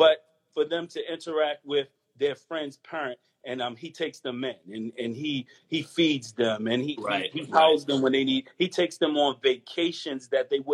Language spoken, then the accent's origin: English; Baltimore, Maryland, United States; From the hood. I'm from East Baltimore